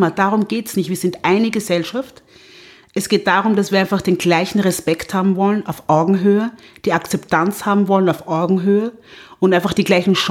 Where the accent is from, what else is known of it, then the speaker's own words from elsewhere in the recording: Vienna, Austria; na, ich komme aus Wien